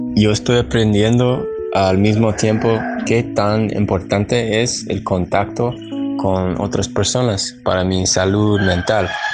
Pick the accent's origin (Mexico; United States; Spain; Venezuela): United States; also born or lived in Seattle, United States; yo soy de los Estados Unidos